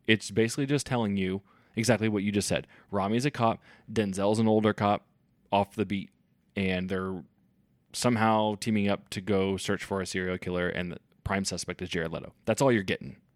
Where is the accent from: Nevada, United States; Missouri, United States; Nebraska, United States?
Missouri, United States; Kansas City; we're from Kansas City